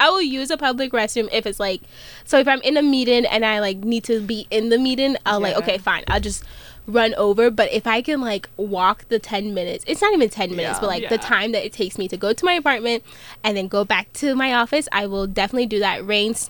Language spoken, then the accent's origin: English; Jamaica; My favorite music, I would say, is reggae. So, because I'm Jamaican, so I grew up on that a lot.